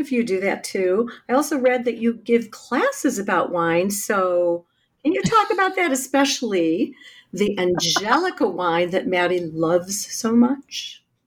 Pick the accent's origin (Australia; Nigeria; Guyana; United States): United States; Chicago, Illinois; my hometown of Chicago